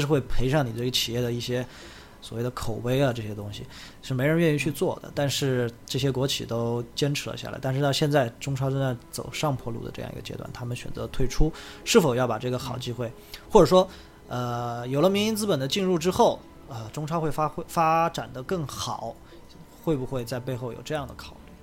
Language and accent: Chinese; Leshan, Sichuan, China; moved away; 我的老家乐山